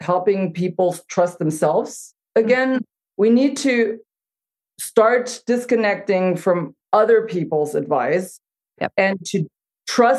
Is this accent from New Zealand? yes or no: no; Germany; now in United States; I grew up in Germany